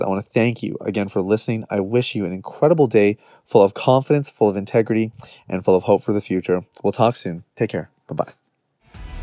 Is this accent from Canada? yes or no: yes; Canada; much of our upbringing has just been Canadian